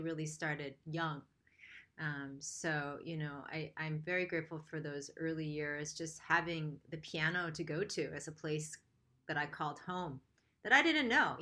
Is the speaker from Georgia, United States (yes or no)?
no; Rochester, New York, United States; I grew up in Rochester, New York.